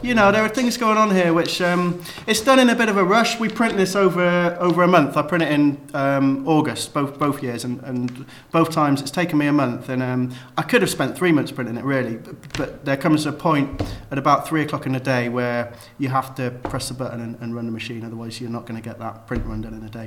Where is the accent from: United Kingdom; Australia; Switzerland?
United Kingdom; Cheltenham, South West England; I'm from Cheltenham.